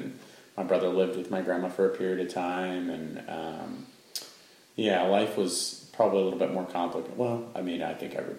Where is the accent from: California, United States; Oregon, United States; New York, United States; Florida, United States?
Oregon, United States; Central; So we grew up in Central Oregon. I guess I was brought into this world when we lived in Central Oregon.